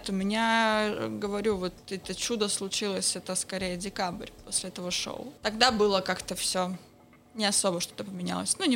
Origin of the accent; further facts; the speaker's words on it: Petropavlovsk-Kamchatsky, Kamchatka Krai, Russia; А я детство провела на Камчатке, Петропавловск-Камчатский, вечный снег.